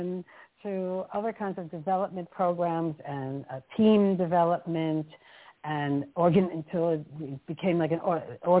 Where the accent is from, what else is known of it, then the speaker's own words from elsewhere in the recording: New York, United States; moved away as an adult; now in Amsterdam, Netherlands; my journey took me from the States where I was born and raised in New York and the East Coast, and I've been in Amsterdam for more than 35 years